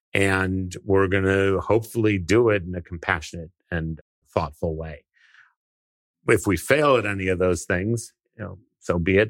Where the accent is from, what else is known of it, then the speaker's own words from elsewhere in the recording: California, United States; I grew up, I was born in California